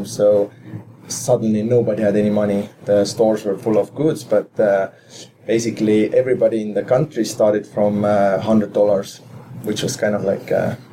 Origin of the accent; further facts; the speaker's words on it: Saku, Harju County, Estonia; I had a very kind of interesting childhood in that sense that when I was growing up, we had a Russian currency in our country